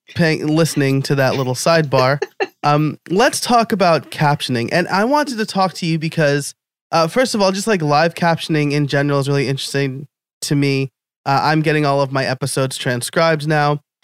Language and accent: English; New York, United States; also born or lived in Scranton, Pennsylvania; now in Philadelphia, United States